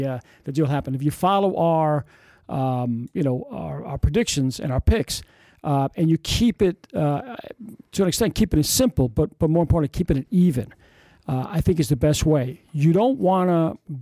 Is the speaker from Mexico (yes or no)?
no; New York City, New York, United States; I was born in the Bronx